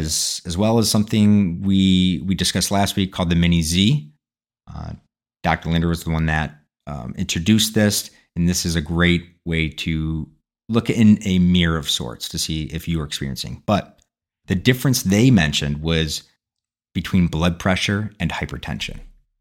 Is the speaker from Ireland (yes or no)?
yes; Ireland; Well, I'm Irish.